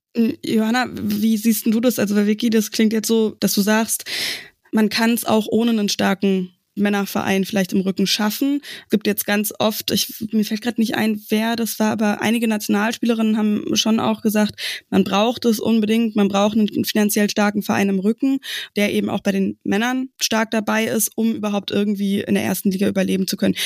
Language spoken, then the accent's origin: German; area around Berlin, Brandenburg, Germany; now in Leipzig, Germany; ich komme aus dem Umland von Berlin